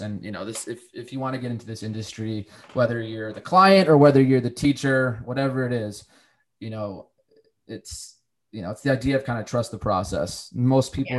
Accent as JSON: {"language": "English", "region": "Connecticut", "country": "United States", "also_born_or_lived": "Charlotte / Virginia", "moved": "as an adult", "said": "I've lived in Charlotte, I've lived in Virginia, I'm from Connecticut. You know, my family's local, but you know, I've lived all over the place for various opportunities."}